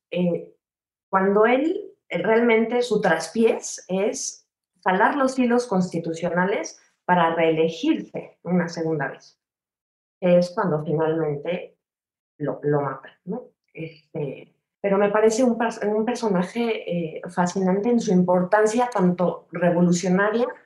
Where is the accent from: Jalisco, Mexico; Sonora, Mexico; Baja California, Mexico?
Sonora, Mexico; Así somos los sonorenses.